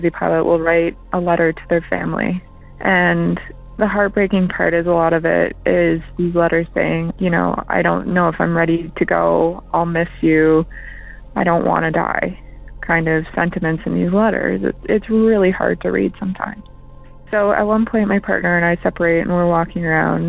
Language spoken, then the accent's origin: English; Canada; I'm from Canada